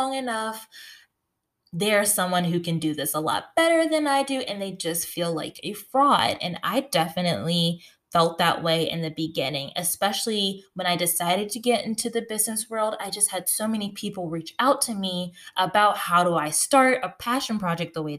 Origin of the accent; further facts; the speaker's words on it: United States; now in North Carolina, United States; I'm from the North. So in the DC, Baltimore region, but I live in North Carolina